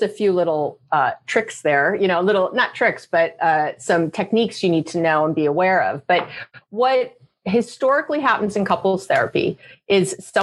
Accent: New York, United States; I'm a Jew from New York. We go to school for a long time.

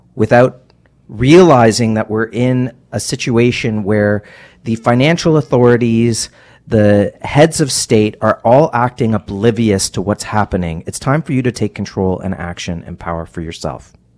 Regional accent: Canada; as a Canadian

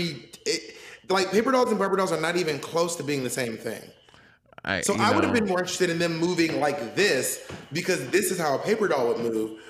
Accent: the South, United States; accent: southern; I have a southern accent

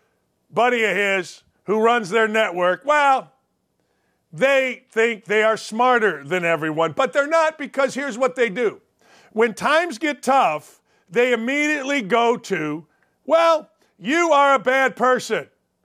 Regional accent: Gary, Indiana, United States; I grew up in Gary, Indiana.

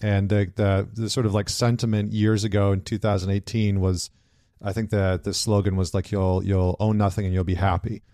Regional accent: Canada; I'm Canadian

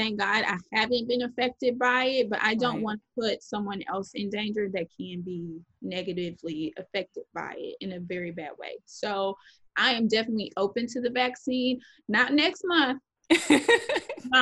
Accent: Dallas, Texas, United States; moved away as an adult; now in New Orleans, United States; I'm being from Dallas

